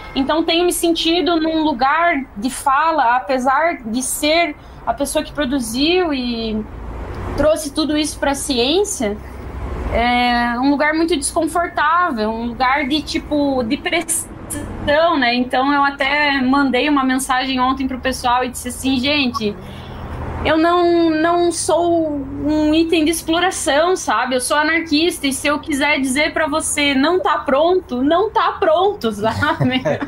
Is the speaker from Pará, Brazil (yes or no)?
no; Santa Catarina, Brazil; sou de Santa Catarina